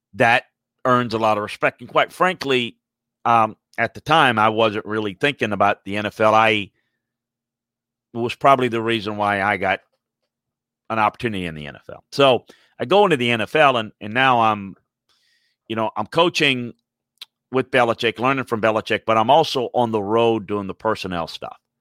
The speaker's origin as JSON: {"language": "English", "region": "Louisiana", "country": "United States", "said": "I'm from Louisiana"}